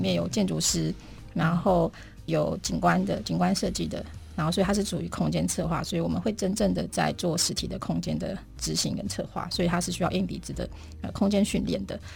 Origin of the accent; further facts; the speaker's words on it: Fengyuan, Taichung, Taiwan; 我是在封园长大，然后我爷爷奶奶在新社东市，嗯。我外公外婆在大甲海边，所以那个整个台中的三线海线，嗯。整个沿线都是我成长的这个背景